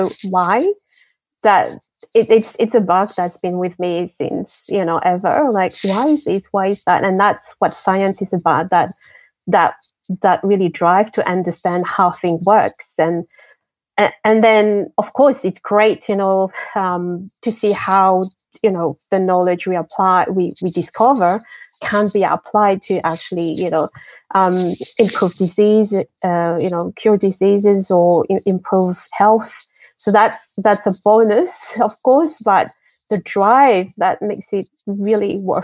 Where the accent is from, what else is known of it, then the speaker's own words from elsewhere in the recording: Martinique; English is a second language; also born or lived in Madagascar / France / Japan / Germany; now in Australia; I grew up in the French Caribbean, a beautiful island called Martinique. And before that, I was born in Madagascar